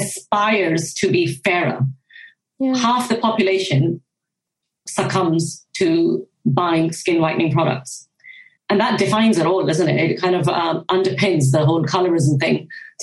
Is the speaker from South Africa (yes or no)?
no; Japan; So growing up in Japan was a really, really unique experience back in the 1990s or even kind of late 80s.